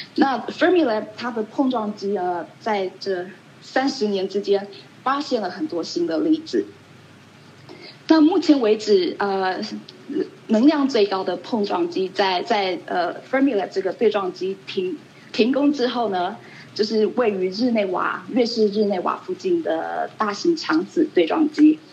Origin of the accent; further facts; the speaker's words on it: Taiwan; moved away as an adult; also born or lived in Colorado, United States / Long Island, New York, United States / Chicago, United States; now in Irvine, United States; 我在台湾出生，在台湾长大，那在我，呃，结束我大学，呃，在大学，在，呃，台大结束完大学，呃，之后呢，二十年前我到美国来